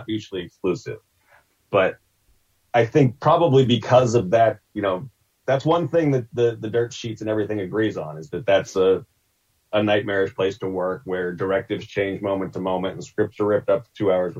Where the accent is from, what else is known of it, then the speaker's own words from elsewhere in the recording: Pittsburgh, Pennsylvania, United States; I grew up in Pittsburgh